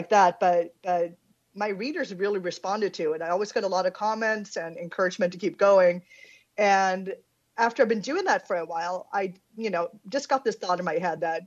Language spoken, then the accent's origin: English; Sweden; I'm Swedish, born and raised in Sweden